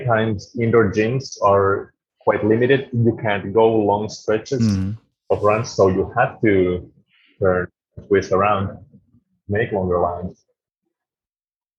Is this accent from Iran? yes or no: no; Jyväskylä, Central Finland, Finland; also born or lived in Norway; in my hometown, in Jyväskylä